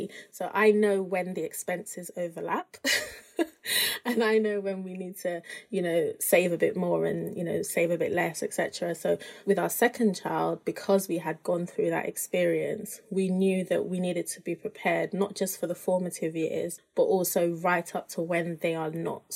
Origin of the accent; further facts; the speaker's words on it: United Kingdom; my husband and I were both African, we're both Nigerian, but he grew up in Nigeria, I grew up in the UK.